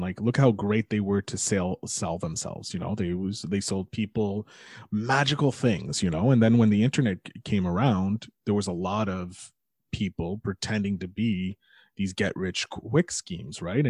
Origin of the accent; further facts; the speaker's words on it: Montreal, Quebec, Canada; I'm a nobody from Montreal